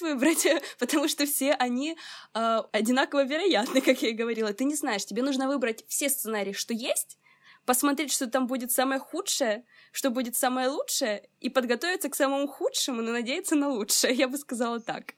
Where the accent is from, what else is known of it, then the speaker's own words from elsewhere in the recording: Odesa, Odesa Oblast, Ukraine; мне 22, я из Одессы